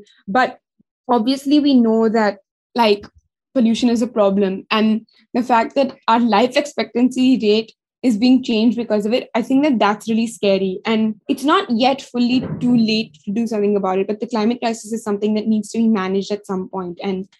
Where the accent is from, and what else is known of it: India